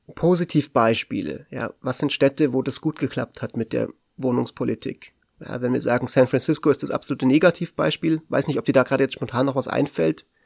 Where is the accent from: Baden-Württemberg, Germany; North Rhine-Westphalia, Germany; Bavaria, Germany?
Bavaria, Germany; Munich; hier in meiner Heimatstadt, in München